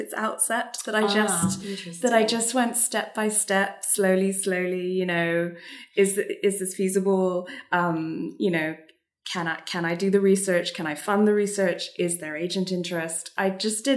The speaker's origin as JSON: {"language": "English", "country": "Singapore", "tie": "born or raised there", "said": "I'm half Singaporean and I grew up in Singapore"}